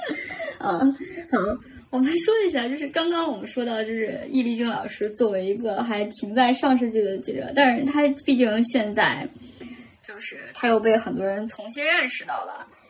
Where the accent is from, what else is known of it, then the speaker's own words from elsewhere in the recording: Henan, China; 我是一个河南人，就是我们河南口音